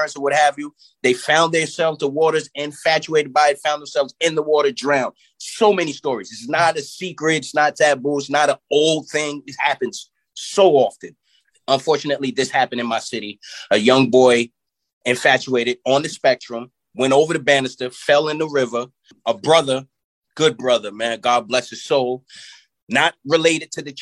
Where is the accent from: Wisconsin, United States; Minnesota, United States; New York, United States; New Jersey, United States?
New York, United States; Yonkers; In my city, where I grew up at in Yonkers, New York